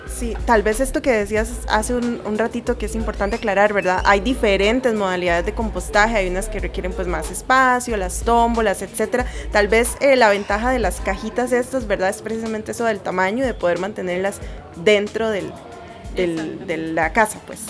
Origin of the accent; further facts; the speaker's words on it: Costa Rica; nuestro país